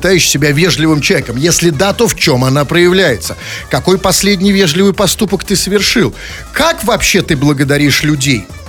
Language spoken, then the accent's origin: Russian; Saint Petersburg, Russia; мы петербуржцы, мы, как всегда, горды за все, что происходит в нашем городе